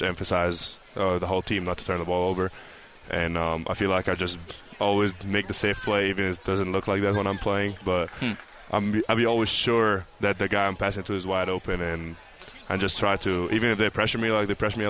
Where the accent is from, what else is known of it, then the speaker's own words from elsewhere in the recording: Egypt; also born or lived in North Carolina; now in Provo, United States; I'm from Egypt